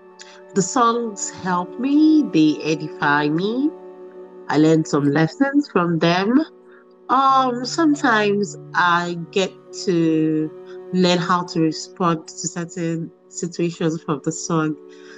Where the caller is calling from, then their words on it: Dubai, United Arab Emirates; I'm joining in from Dubai in UAE.